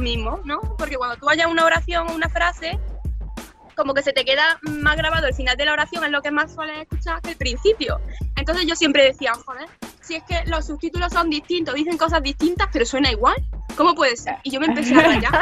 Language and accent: Spanish; Córdoba, Andalusia, Spain; moved away as an adult; now in Tokyo, Japan; soy de Córdoba, de Andalucía, del sur de España. Por eso si me notáis el acento un poco raro es que no lo puedo evitar.